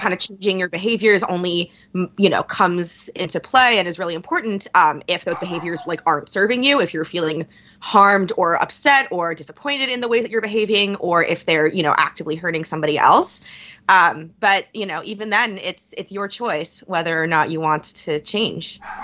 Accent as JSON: {"language": "English", "region": "New York", "country": "United States", "moved": "yes", "lives_now": "Philadelphia, United States", "said": "I'm from New York"}